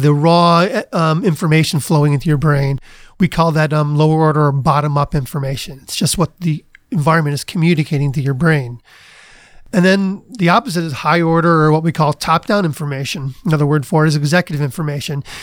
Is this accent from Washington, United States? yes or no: no; Cleveland, Ohio, United States; moved away as an adult; also born or lived in Princeton / Cambridge, Massachusetts; I grew up in Cleveland